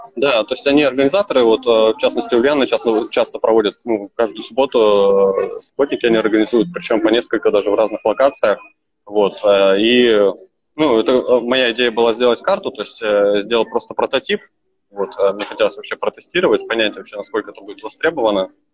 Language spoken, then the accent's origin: Russian; Novosibirsk, Novosibirsk Oblast, Russia; also born or lived in Kyzyl, Tuva; сам я из Новосибирска, да. А сейчас я не в Новосибирске, я в городе Кызыл.